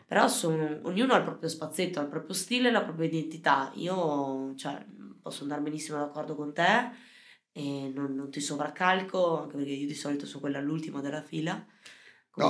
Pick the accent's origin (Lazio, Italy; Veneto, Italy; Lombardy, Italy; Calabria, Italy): Veneto, Italy; Valpolicella, Verona; noi in Valpolicella, vabbè, sarà che siamo, eh, siamo veronesi, siamo veneti